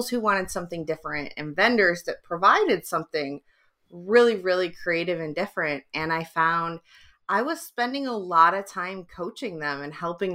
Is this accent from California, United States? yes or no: no; just outside of Detroit, Michigan, United States; also born or lived in England; now in San Diego, United States; I grew up just outside of Detroit